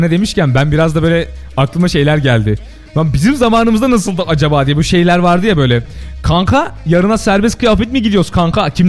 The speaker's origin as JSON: {"language": "Turkish", "region": "Isparta", "country": "Turkey", "moved": "yes", "said": "şimdi kimisi İç Anadolu diyor Isparta'ya, kimisi Akdeniz. Biz hemen Torosların arkasında"}